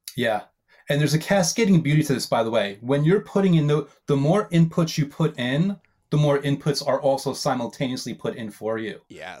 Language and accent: English; New York, United States; I'm a New Yorker, so old school